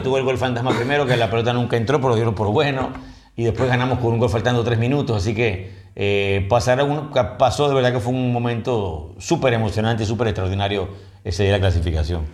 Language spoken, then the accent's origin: Spanish; Panama; somos de Panamá